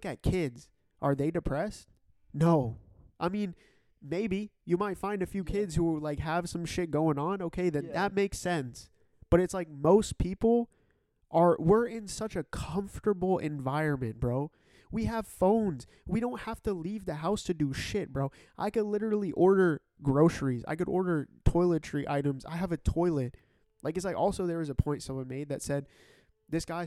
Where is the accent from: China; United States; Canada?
Canada; I'm Canadian. I'm Canadian